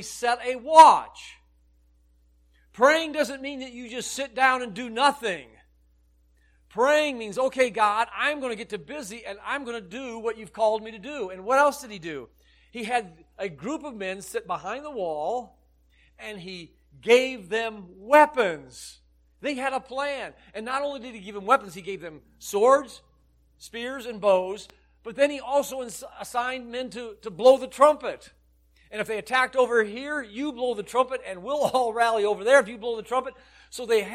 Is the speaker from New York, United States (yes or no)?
no; Illinois, United States; I grew up in Illinois